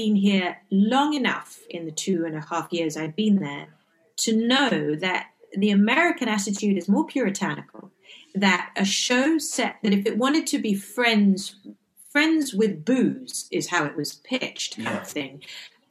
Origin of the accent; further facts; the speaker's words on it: England, United Kingdom; moved away as an adult; now in Los Angeles, United States; growing up in England